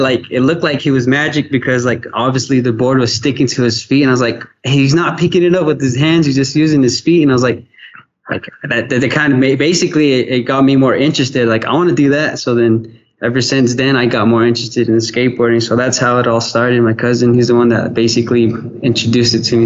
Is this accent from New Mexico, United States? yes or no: yes; Gallup, New Mexico, United States; my hometown